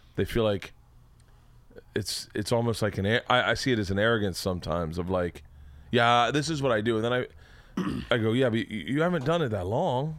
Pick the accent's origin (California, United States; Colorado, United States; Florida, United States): Florida, United States; I'm from Florida